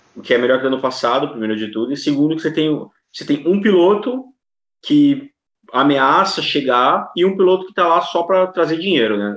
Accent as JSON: {"language": "Portuguese", "country": "Brazil", "said": "Sou brasileiro"}